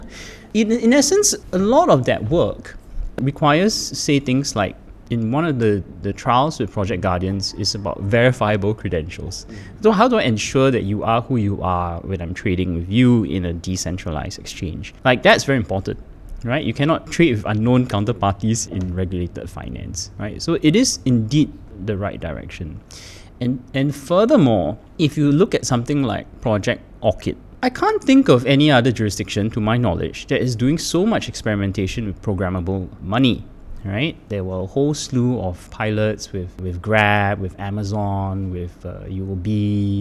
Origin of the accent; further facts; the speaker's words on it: Singapore; I am Singaporean